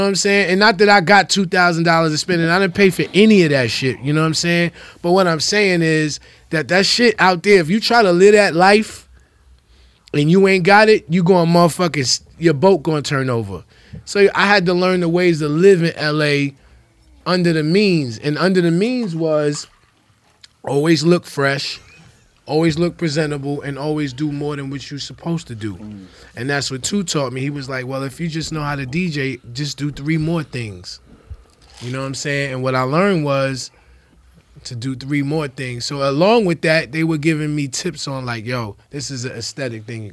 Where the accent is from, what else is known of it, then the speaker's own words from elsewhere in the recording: New York City, New York, United States; now in Chicago, United States; I'm from New York City